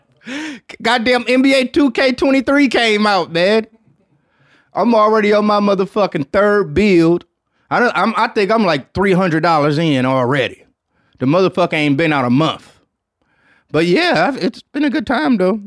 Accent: Detroit, Michigan, United States; So shouts out to my hometown

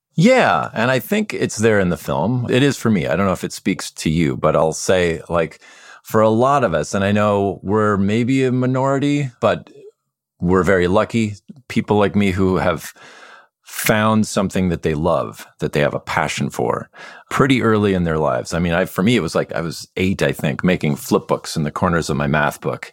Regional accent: Midwest, United States; I grew up in the Midwest

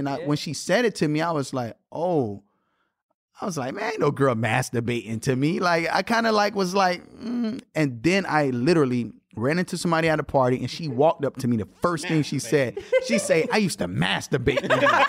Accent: Miami, Florida, United States; I'm from Miami.

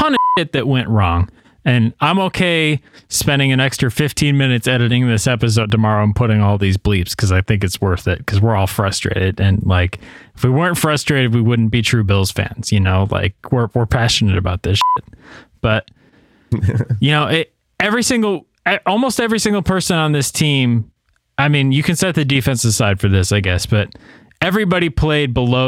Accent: New York, United States; now in Tennessee, United States; I live in Tennessee right now, but my home state is New York

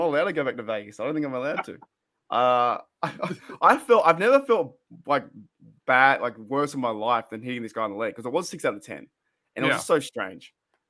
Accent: Australia

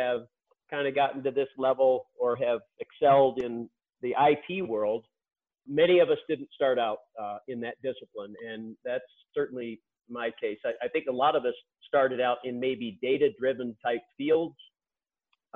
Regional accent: Chambersburg, Pennsylvania, United States; also born or lived in Shippensburg, Pennsylvania / Alabama; now in Montana, United States; I was born in Chambersburg, Pennsylvania, lived in Shippensburg, which is really at the foot of the Appalachian Trail and the Appalachian Mountains

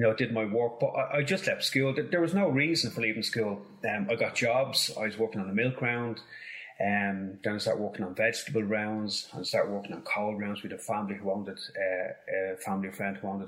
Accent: Dublin, Leinster, Ireland; I grew up in Finglas

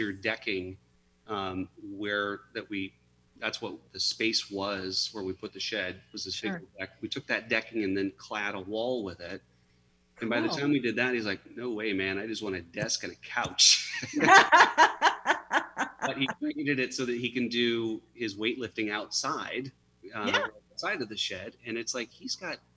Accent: outside of Chicago, Illinois, United States; moved away; I was born outside of Chicago

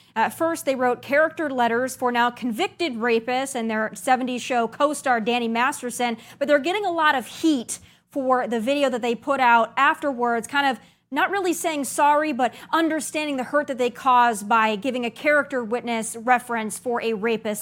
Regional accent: South Dakota, United States; I'm born and raised in South Dakota

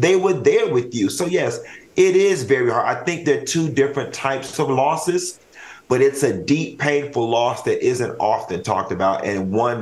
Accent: Miami, Florida, United States; I'm from Miami, Florida

